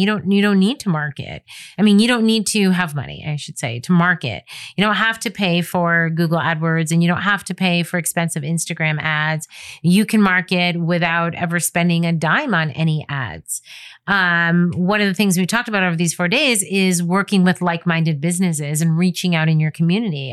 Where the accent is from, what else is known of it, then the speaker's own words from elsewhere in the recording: United States; I'm an American photographer